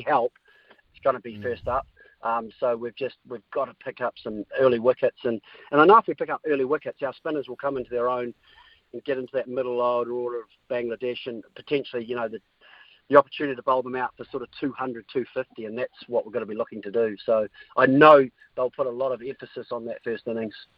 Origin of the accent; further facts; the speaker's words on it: New Zealand; as a Kiwi